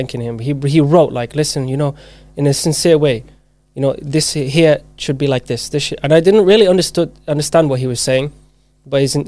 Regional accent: Zimbabwe; moved away; I was born in Zimbabwe. So I grew up there.

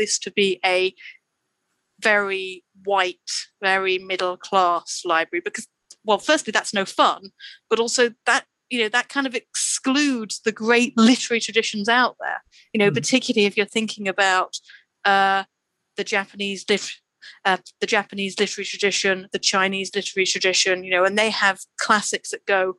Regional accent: United Kingdom; so we are from the UK, you know, we're all British

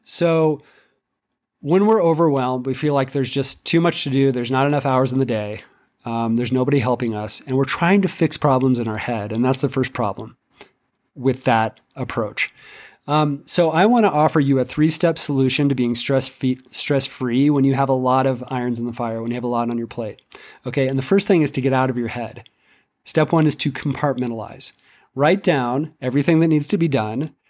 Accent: Seattle, Washington, United States; moved away as an adult; now in Central Mountains, Colorado, United States; I grew up in Seattle, and it rained every day for my entire life for twenty years

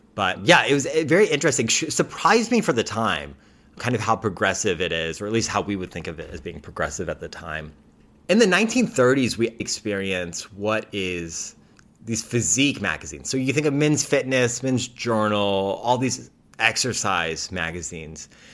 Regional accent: United States; as an American

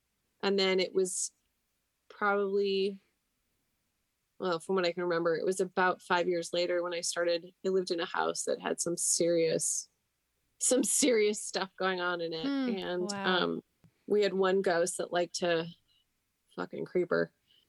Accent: Edmonton, Alberta, Canada; moved away; Oh, I'm from Edmonton.

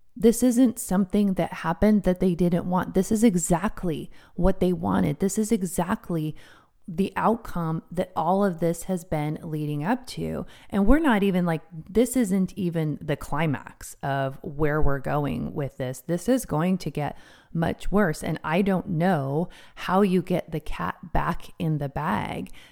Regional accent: United States; also born or lived in King County, Washington; I'm an American

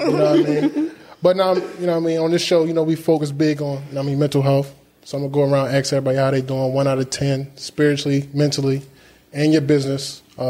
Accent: Baltimore, Maryland, United States; Growing up in Baltimore, you know, I know it's a lot of different businesses and things going on.

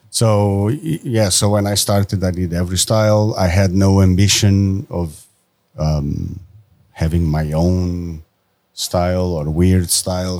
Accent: Portugal; moved away as an adult; I am from Portugal

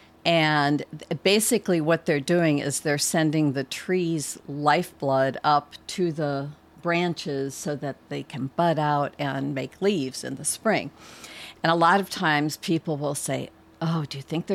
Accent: Wisconsin, United States; now in Highland County, Virginia, United States; I'm from Wisconsin originally

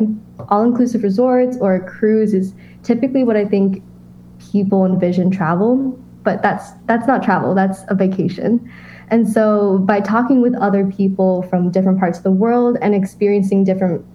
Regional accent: United States; growing up in America

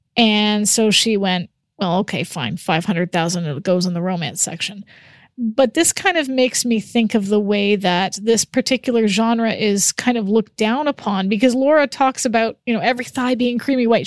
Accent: Canada; As a Canadian

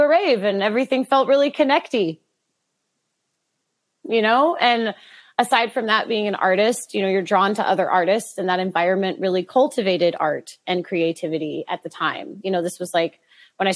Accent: Boring, Oregon, United States; I grew up in Boring, Oregon. It's a real place

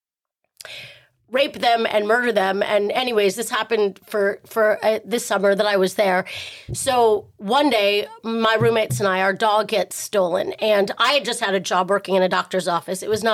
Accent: Texas, United States; I grew up in Texas on a big ranch

